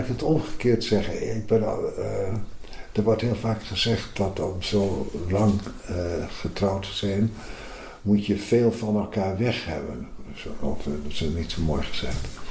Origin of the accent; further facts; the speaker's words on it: Groningen, Netherlands; moved away as an adult; now in Amsterdam, Netherlands; Ik kom heel reusachtig uit Groningen